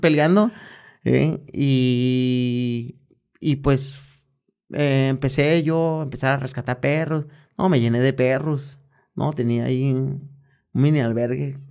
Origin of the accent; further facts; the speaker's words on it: Guadalajara, Jalisco, Mexico; aquí en, en mi tierra. Guadalajara, en mi barrio, Santa Chile